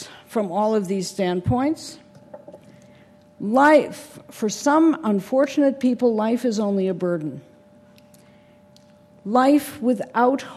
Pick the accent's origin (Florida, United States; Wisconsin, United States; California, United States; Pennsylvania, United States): Wisconsin, United States; when I was growing up in Wisconsin